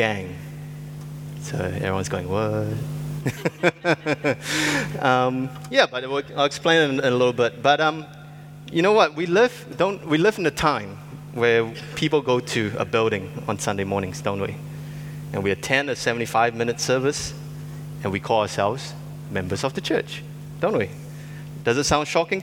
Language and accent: English; Singapore; I grew up in Singapore